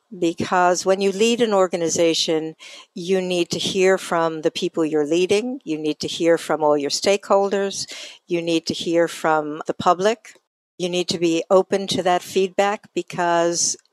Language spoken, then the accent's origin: English; New York, United States; moved away; I come from New York originally